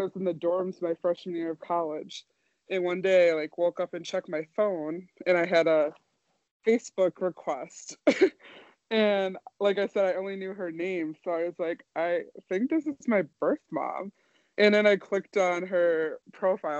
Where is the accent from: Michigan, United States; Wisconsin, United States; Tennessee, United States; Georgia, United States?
Wisconsin, United States; Madison; also born or lived in Oklahoma City, Oklahoma; I was born in Oklahoma City, Oklahoma, but I was mostly raised in Madison, Wisconsin